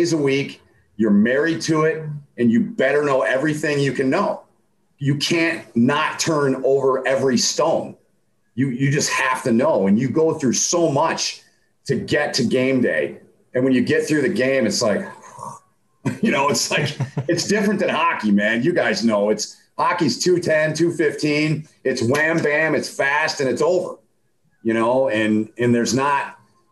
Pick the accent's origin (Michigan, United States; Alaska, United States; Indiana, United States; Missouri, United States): Michigan, United States; Holt; now in St. Cloud, United States; I had a little small pond on the side of my house where I grew up in Holt, Michigan